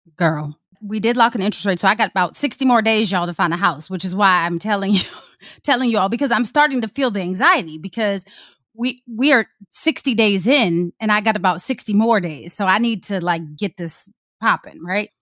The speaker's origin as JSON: {"language": "English", "area": "Prince George's County", "region": "Maryland", "country": "United States", "said": "I'm from P G"}